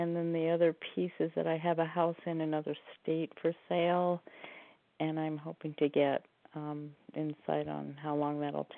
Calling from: Oregon, United States; And I'm calling from Oregon.

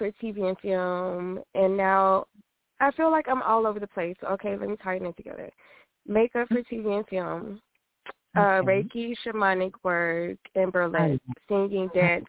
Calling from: Los Angeles, California, United States; I am calling from Los Angeles.

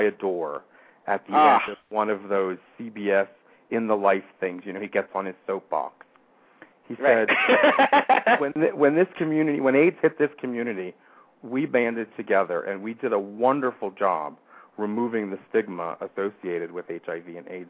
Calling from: Camp Hill, Pennsylvania, United States; from Camp Hill or Harrisburg, Pennsylvania.

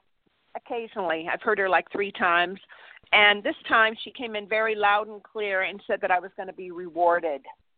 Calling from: California, United States; I'm from California.

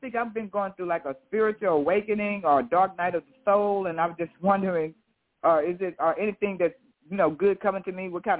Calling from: Houston, Texas, United States; I'm calling from Houston.

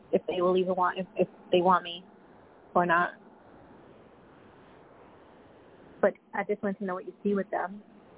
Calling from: Long Island, New York, United States; Yes, this is … I'm calling from Long Island, New York.

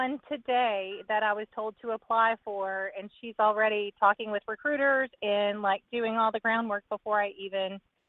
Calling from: Texas, United States; Hi. This is … I'm calling from Texas.

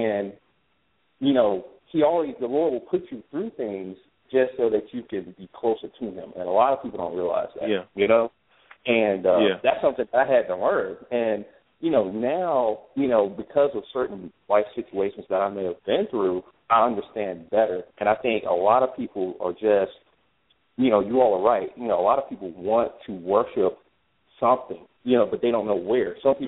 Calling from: Spartanburg, South Carolina, United States; I'm calling from South Carolina, Spartanburg.

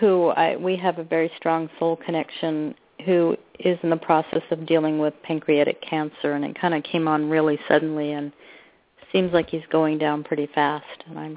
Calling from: Ashland, Oregon, United States

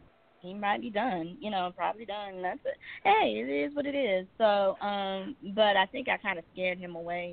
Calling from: Georgia, United States

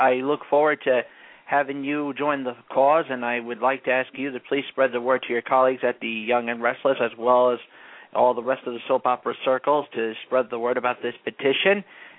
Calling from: Englewood, New Jersey, United States; I'm from Englewood, New Jersey.

